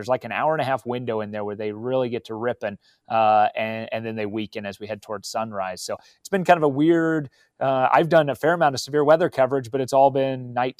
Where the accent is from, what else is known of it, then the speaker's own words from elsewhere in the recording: El Dorado, Kansas, United States; Yeah, I grew up in El Dorado. It's about 30 miles east of where I work now in Wichita. So grew up in El Dorado, and I remember events like the Andover tornado.